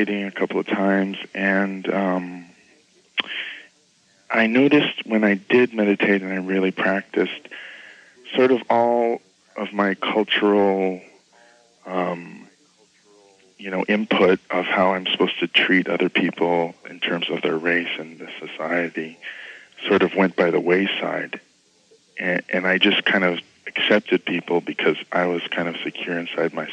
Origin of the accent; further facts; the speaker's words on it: United States; I'm American. That's the nation I was born